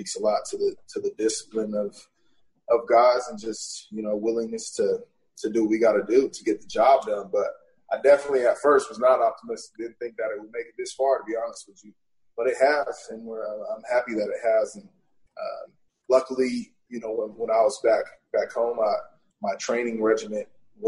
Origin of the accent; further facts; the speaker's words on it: Portland, Oregon, United States; went back to Portland